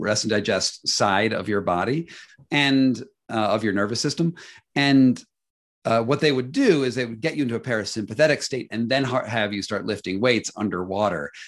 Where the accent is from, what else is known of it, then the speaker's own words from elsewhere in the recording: United States; as an American